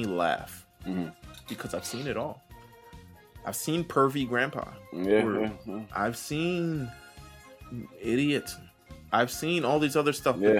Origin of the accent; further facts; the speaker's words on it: New York City, New York, United States; I'm from New York City